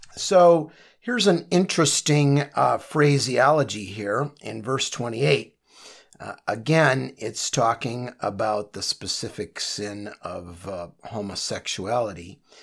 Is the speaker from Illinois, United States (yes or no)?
yes; Chicago, Illinois, United States; I come from Chicago